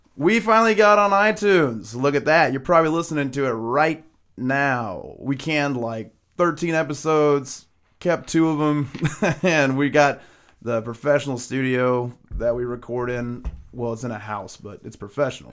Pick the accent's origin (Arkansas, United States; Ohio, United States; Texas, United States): Arkansas, United States; we're from Arkansas